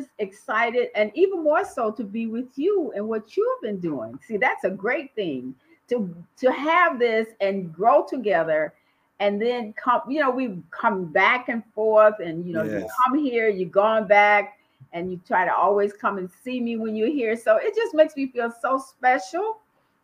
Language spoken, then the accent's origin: English; Dade County, Florida, United States; also born or lived in Southwest Georgia; I'm a Southern girl. I was born in Southwest Georgia, but I have lived down in Florida, in particularly Dade County, since I was very young, as a matter of fact, about 10 years old